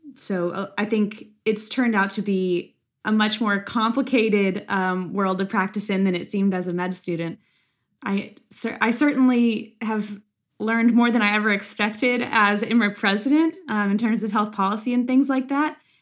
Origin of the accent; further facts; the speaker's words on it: Lexington, Kentucky, United States; I'm from Lexington, Kentucky, where I currently am in residency.